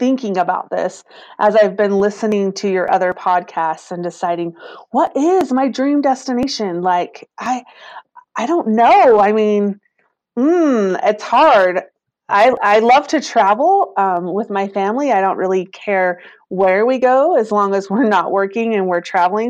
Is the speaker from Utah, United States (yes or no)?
yes; Vernal, Utah, United States; I am. Yep. I've been in the tourism industry all my life.